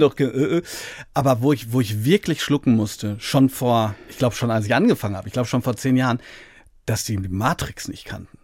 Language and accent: German; Hagen, North Rhine-Westphalia, Germany; Hagen, das ist meine Heimatstadt